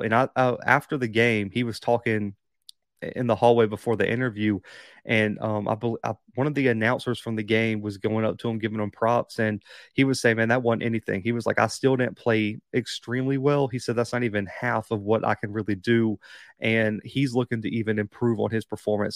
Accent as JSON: {"language": "English", "region": "Alabama", "country": "United States", "tie": "born or raised there", "also_born_or_lived": "Kansas", "said": "I was born in Bama."}